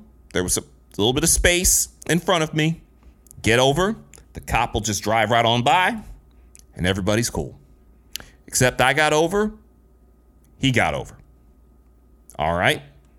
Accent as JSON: {"language": "English", "region": "Midwest", "country": "United States", "said": "I'm from the Midwest. It's pop, not soda, damn it."}